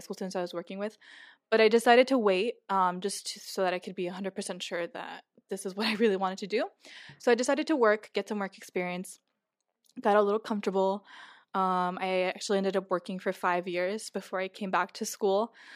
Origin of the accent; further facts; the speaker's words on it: Los Angeles, California, United States; moved away as an adult; I've lived in California my whole life, um, born and raised in Los Angeles